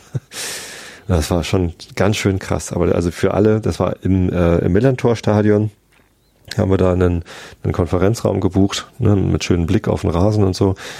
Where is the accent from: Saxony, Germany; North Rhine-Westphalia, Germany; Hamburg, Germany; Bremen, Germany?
Hamburg, Germany; Ich als Hamburger